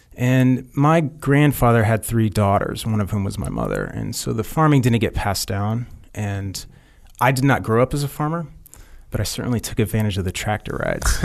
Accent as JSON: {"language": "English", "region": "Kansas", "country": "United States", "tie": "born or raised there", "said": "I'm born and raised in Kansas, fifth generation family farm."}